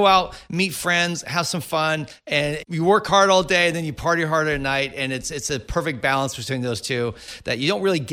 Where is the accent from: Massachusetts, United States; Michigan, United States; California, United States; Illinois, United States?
California, United States; Silicon Valley; I grew up in the Silicon Valley